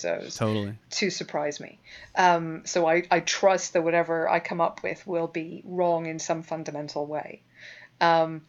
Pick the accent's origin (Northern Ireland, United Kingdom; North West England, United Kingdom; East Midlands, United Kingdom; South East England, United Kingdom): Northern Ireland, United Kingdom; moved away; I'm Northern Irish